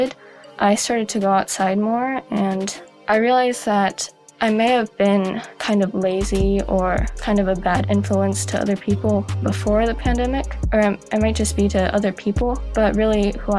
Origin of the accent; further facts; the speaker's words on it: Oregon, United States; I go to Sunset High School and I'm from Oregon.